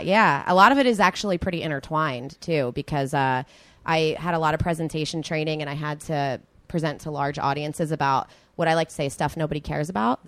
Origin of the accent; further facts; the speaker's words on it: right outside of Philadelphia, New Jersey, United States; moved away as an adult; now in Los Angeles, United States; I'm originally from New Jersey, right outside of Philadelphia